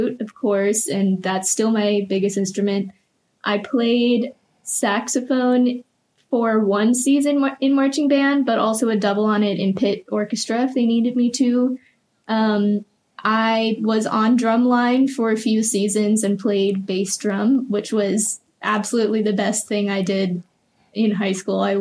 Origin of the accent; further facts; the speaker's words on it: Richmond, Virginia, United States; I grew up in Richmond and was there for my entire life up until college, specifically Henrico County that entire time